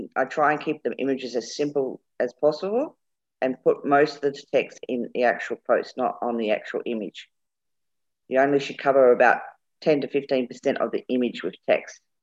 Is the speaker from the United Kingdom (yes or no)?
yes; England, United Kingdom; moved away; also born or lived in Birmingham; We're both English